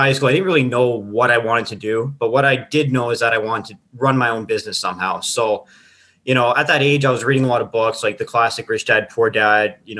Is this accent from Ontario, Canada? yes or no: yes; Timmins, Ontario, Canada; moved away as an adult; also born or lived in Sudbury / Fort McMurray / Northwest Territories; I literally left Timmins. I'm from Timmins, and I drove all the way to Alberta